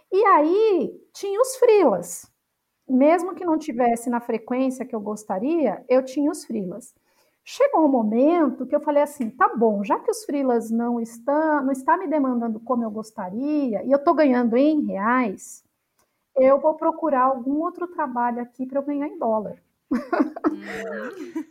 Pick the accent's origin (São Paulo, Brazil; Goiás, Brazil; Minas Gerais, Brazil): São Paulo, Brazil; moved away as an adult; also born or lived in United States; eu sou uma paulistana